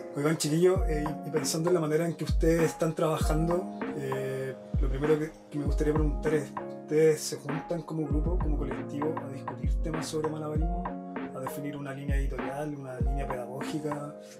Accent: Maipú, Santiago Metropolitan Region, Chile; Yo soy de Maipú y en Maipú había una escena bien diversa

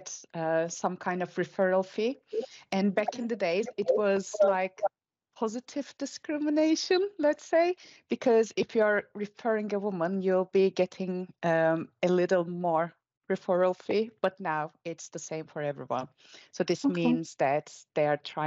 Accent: Turkey; I'm from Turkey

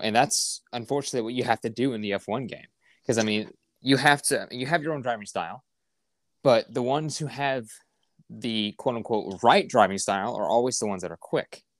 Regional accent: United States; being an American F one fan

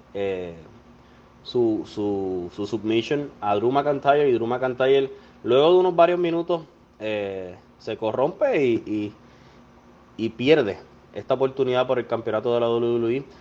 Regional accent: Puerto Rico; soy boricua

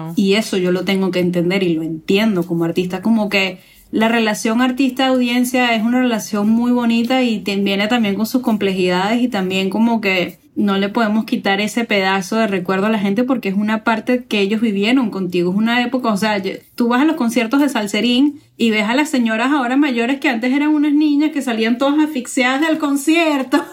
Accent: Venezuela; now in New York, United States; yo en Venezuela

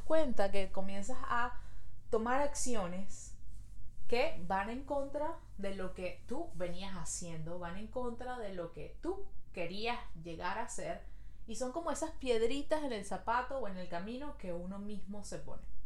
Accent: Venezuela; now in Montreal, Canada

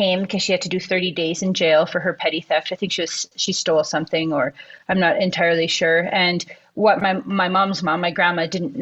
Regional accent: Canada; moved away as an adult; also born or lived in Peru; now in Guadalajara, Mexico; I'm Indigenous, and I am from Canada, and that is a big part of my story and a big part of where I come from

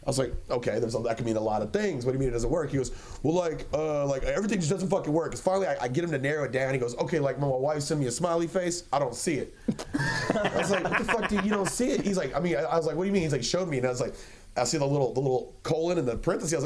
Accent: Killeen, Texas, United States; I'm from Killeen

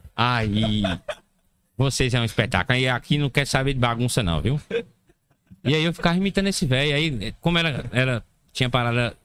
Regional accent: Barra da Estiva, Bahia, Brazil; Eu sou natural de Bardechiva, Barra da Estiva fica na Chapada Diamantina

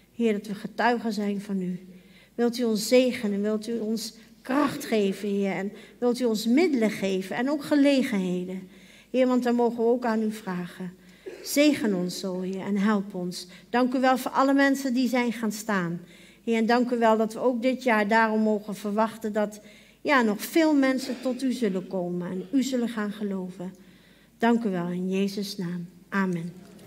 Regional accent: Arnhem, Gelderland, Netherlands; moved away; toen ik nog in Arnhem woonde en jong was

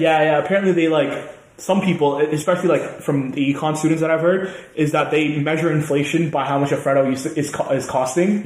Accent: Canada; moved away as an adult; now in Manchester, United Kingdom; I'm from Canada.

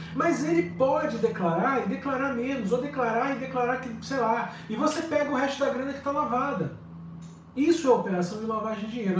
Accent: Brazil; moved away as an adult; now in Lisbon, Portugal; depois que eu saí do Brasil

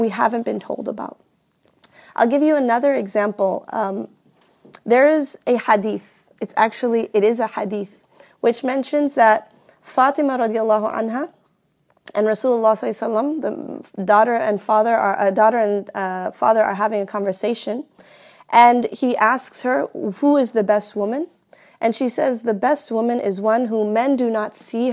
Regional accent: Houston, Texas, United States; I grew up here, particularly I grew up in Houston, Texas

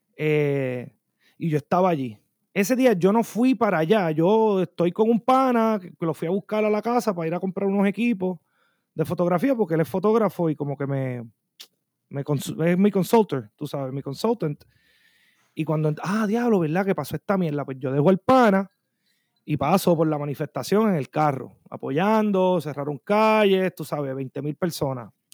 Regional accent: Bayamón, Puerto Rico; now in Minneapolis, United States; yo vengo de Puerto Rico

